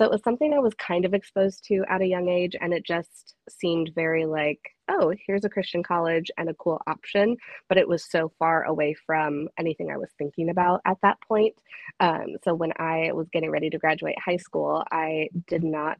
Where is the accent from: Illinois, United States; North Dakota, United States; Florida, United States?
Illinois, United States; Sandwich; moved away as an adult; also born or lived in DeKalb, Illinois / Rockford, Illinois; I am originally from a very small town in Illinois called Sandwich. I lived there most of my life